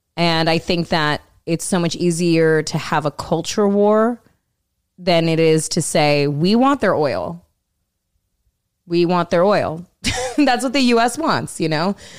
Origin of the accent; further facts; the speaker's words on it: Orange County, California, United States; moved away as an adult; also born or lived in Los Angeles; now in New York, United States; I grew up in Orange County, which is really Republican